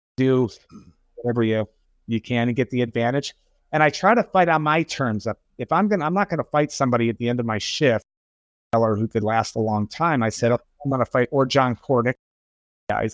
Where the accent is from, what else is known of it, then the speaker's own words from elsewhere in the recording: Oak Park, Michigan, United States; also born or lived in Hoboken, New Jersey; now in Charlotte, United States; From Michigan. I'm from a, a little town called Oak Park, Michigan